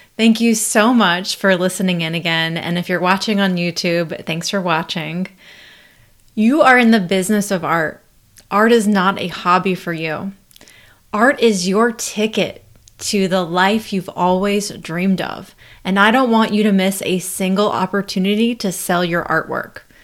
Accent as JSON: {"language": "English", "region": "North Carolina", "country": "United States", "said": "I'm actually from North Carolina"}